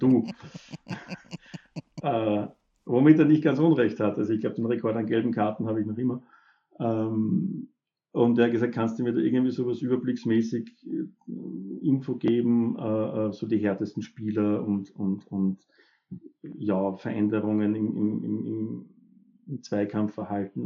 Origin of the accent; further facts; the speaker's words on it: Upper Austria, Austria; ich bin ja Oberösterreicher